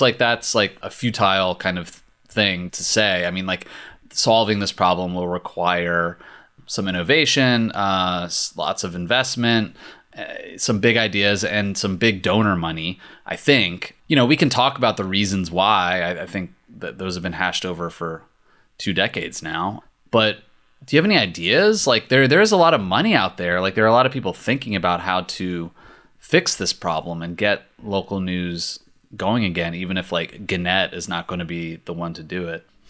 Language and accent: English; Richmond, Virginia, United States; now in Los Angeles, United States; the Richmond Times Dispatch in my hometown